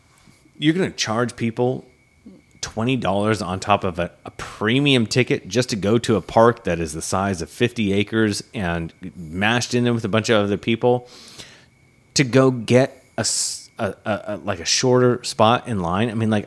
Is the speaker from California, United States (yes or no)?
no; Massachusetts, United States; born there; And New Hampshire, I have no excuse because I was born on Cape Cod.